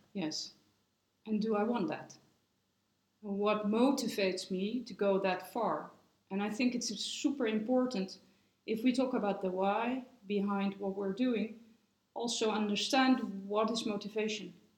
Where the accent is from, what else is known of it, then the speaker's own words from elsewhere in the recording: Netherlands; now in Switzerland; I'm from the Netherlands